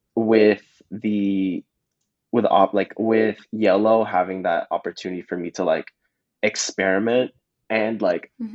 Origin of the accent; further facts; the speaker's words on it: Mississauga, Ontario, Canada; born and raised in Mississauga.